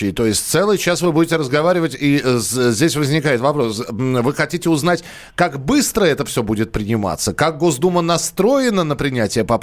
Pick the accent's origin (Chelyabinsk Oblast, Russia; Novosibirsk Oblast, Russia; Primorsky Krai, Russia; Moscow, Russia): Primorsky Krai, Russia; Vladivostok; Добрый день, я из Владивостока.